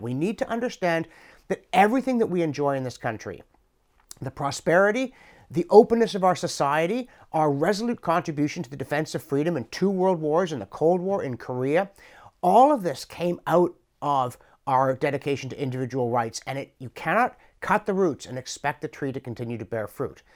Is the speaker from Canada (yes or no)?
yes; Canada; through accident of birth and the course of my life, I'm a Canadian